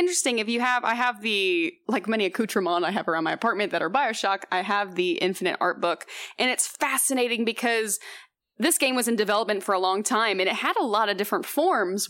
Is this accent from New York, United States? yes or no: no; Houston, Texas, United States; moved away as an adult; now in Los Angeles, United States; I'm originally from Houston, Texas